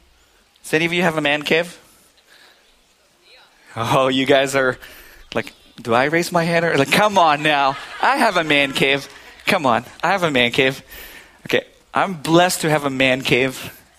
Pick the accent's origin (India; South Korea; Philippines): Philippines; now in New Hampshire, United States; I've never heard the word I'm all set until I came from the Philippines to New Hampshire.